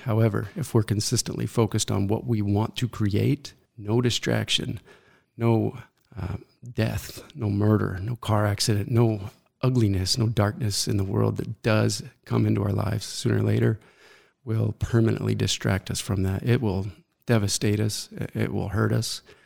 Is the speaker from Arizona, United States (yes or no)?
yes; Mesa, Arizona, United States; I was born right here in Mesa, Arizona